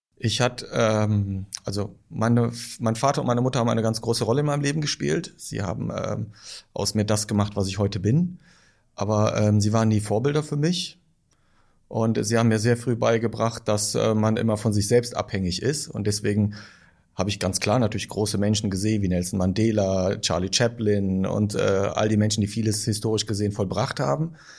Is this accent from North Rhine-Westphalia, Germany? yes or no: yes; Düren, North Rhine-Westphalia, Germany; bis zum Satellitenviertel, wo ich aufgewachsen bin.